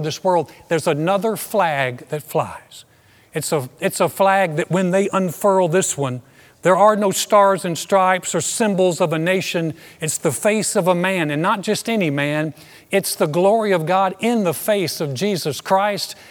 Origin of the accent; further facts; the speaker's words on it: United States; I so identified in that dark time with being an American